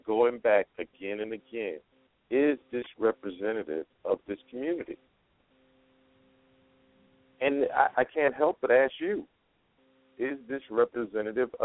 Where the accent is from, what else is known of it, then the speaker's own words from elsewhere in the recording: New York, United States; accent: New York; now in Las Vegas, United States; my New York accent